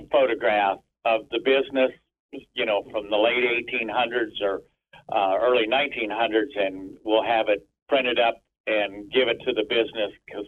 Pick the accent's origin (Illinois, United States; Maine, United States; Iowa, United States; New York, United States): Iowa, United States; Villisca; I grew up in Villisca in my younger years.